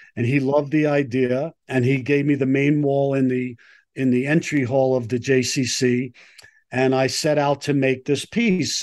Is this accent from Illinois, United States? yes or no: no; New York City, New York, United States; moved away as an adult; now in Colorado, United States; I grew up in Brooklyn, um, New York